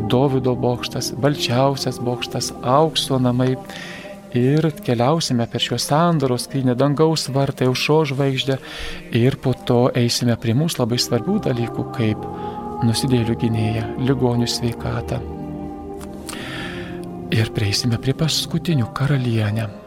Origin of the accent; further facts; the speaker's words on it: Lithuania; Mes lietuviai esame įterpę maldą.